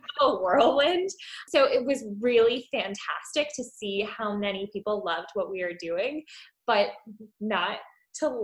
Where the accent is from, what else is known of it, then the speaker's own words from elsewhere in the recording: Pennsylvania, United States; I grew up in Pennsylvania